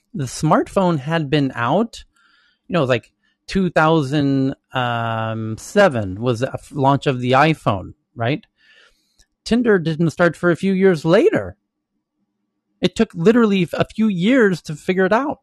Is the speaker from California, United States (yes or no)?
yes; Santa Monica, California, United States; we're all from Santa Monica